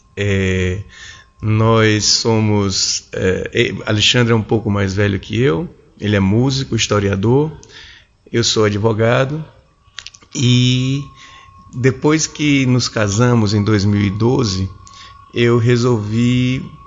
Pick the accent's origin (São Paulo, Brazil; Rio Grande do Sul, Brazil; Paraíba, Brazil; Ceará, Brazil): Paraíba, Brazil; João Pessoa; moved away as an adult; now in Brasília, Brazil; Eu sou paraibano, sou um paraibano de 46 anos, moro em Brasília já há mais de 20 anos